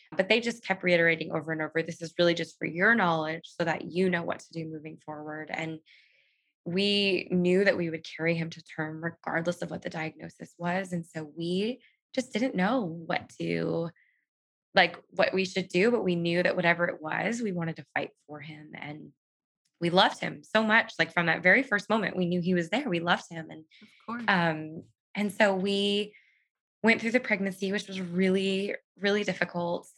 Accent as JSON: {"language": "English", "region": "Southern California", "country": "United States", "said": "I am from Southern California and I live here with my husband, Chris"}